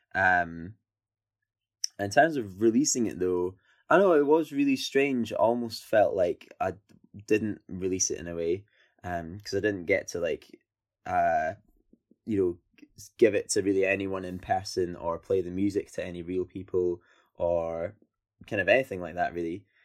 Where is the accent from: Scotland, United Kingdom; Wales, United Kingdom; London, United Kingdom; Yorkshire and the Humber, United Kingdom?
Scotland, United Kingdom; I'm Scottish and I come from, um, you know, outside of a city or whatever